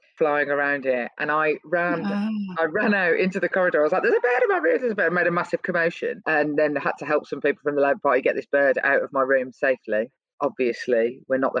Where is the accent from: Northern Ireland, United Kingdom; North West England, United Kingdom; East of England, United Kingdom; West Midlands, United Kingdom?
West Midlands, United Kingdom; Birmingham; I grew up in Birmingham and we have the grammar school system